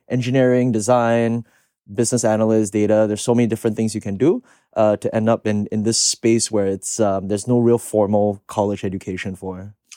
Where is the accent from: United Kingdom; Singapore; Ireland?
Singapore; moved away as an adult; now in United States; I'm from Singapore originally, so I came here eight years ago, uh, to study in the States